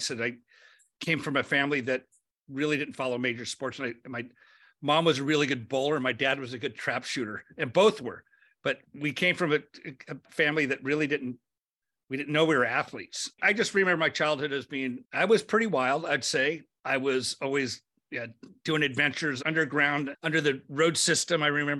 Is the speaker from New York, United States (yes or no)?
no; Lakewood, California, United States; born there; Yeah, I was born in Lakewood, California. My parents were blue collar, came from, I think, Lakewood High School.